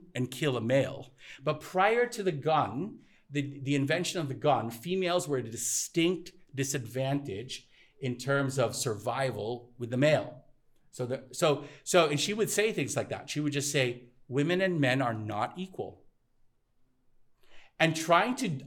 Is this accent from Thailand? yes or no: yes; Thailand; moved away; also born or lived in United States; I grew up in Thailand